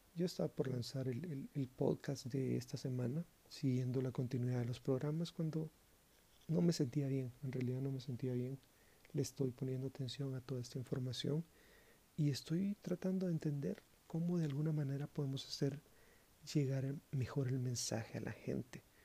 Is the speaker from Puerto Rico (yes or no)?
no; Guatemala; mi país, Guatemala